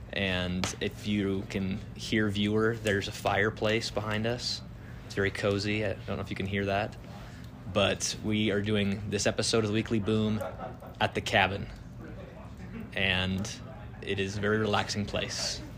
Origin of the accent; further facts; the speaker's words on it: Utah, United States; I grew up in Utah.